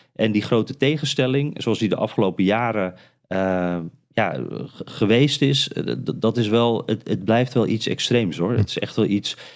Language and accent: Dutch; Friesland, Netherlands; moved away as an adult; now in United States; Ik kom uit Friesland